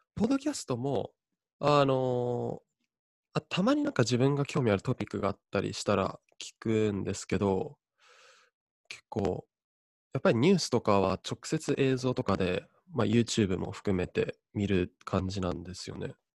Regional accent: Japan; moved away as an adult; also born or lived in Oregon, United States; 大学行くまで、高校までですね、えーと日本にいまして

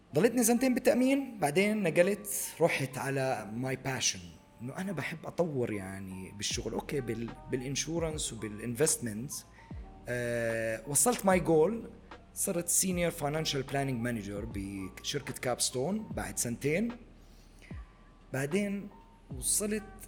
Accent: Jordan; moved away as an adult; also born or lived in Abu Dhabi; عندنا بالاردن

